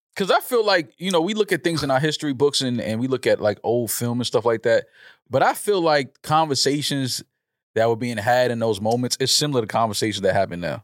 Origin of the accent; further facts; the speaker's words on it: New York City, New York, United States; growing up in the Bronx